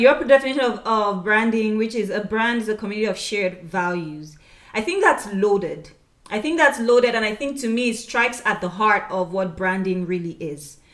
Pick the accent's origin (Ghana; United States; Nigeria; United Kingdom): Nigeria; We're both from Nigeria